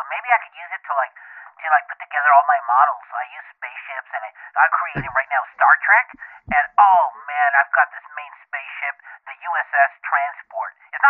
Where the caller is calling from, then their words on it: Fontana, California, United States; I'm calling from Fontana.